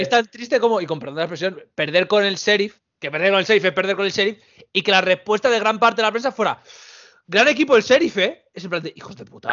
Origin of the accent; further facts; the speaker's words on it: Spain; los españoles y los portugueses somos los pobres de Europa